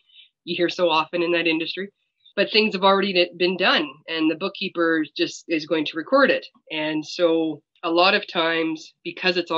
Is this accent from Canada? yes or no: yes; Saskatchewan, Canada; I am from Saskatchewan, Canada